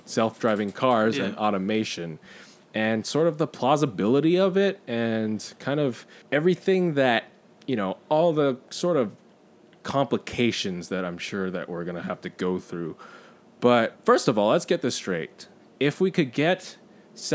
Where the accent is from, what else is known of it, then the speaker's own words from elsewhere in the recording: Southern California, United States; I am your Taiwanese-American Southern Californian.